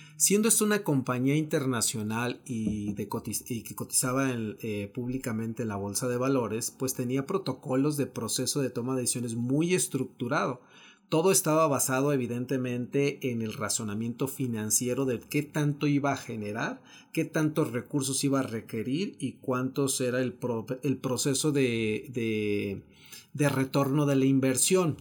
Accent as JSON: {"language": "Spanish", "country": "Mexico", "said": "hemos avanzado como mexicanos"}